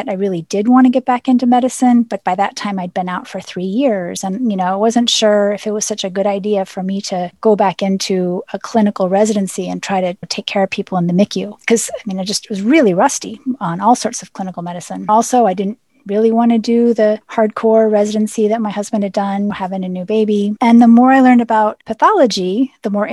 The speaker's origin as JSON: {"language": "English", "region": "central Pennsylvania", "country": "United States", "tie": "born or raised there", "also_born_or_lived": "St. Louis", "moved": "as an adult", "lives_now": "Baltimore, United States", "said": "I grew up in Pennsylvania, in central Pennsylvania, which was the home of Penn State"}